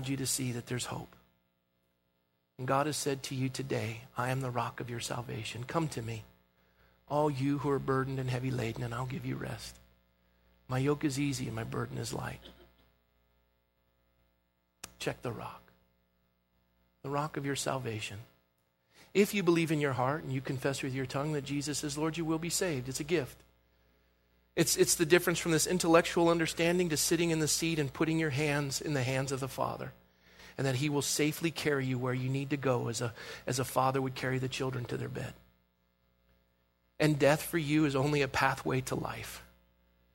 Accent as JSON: {"language": "English", "town": "Coronado", "region": "California", "country": "United States", "tie": "born or raised there", "said": "Growing up in Coronado, I had the privilege to be a lifeguard."}